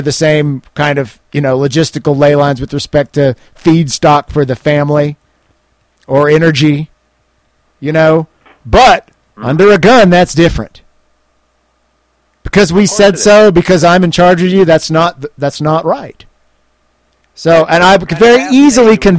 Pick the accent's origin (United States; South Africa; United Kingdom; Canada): United States; I'm an American journalist